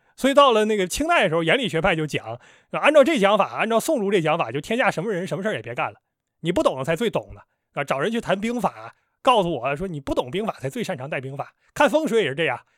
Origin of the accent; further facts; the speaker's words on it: Northeast China, China; now in Shanghai, China; 我是一个东北人